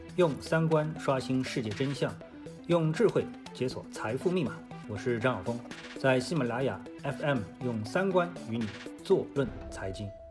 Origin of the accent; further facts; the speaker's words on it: China; 我们中国人啊，全部的中国人啊，才敢出国门